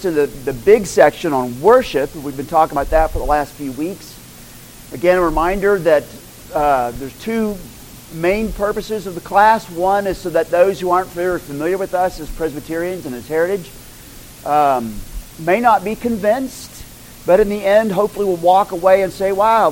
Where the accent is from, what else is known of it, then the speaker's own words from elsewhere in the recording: Moore, Oklahoma, United States; moved away as an adult; also born or lived in Turkey; We were raised in Moore, Oklahoma.